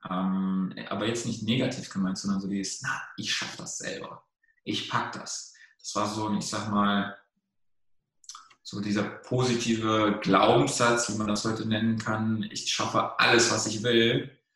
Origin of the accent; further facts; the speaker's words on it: Germany; also born or lived in Romania; Also ich bin, ich bin ja in, in Rumänien geboren, äh, also aus dem Osten Europas und osteuropäisch auch irgendwo aufgewachsen. Ich bin ja mit einem Jahr nach Deutschland gekommen